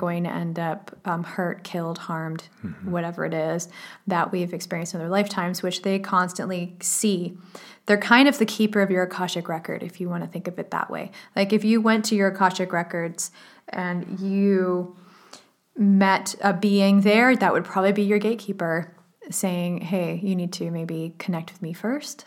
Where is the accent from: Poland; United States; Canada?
Canada; I grew up in Canada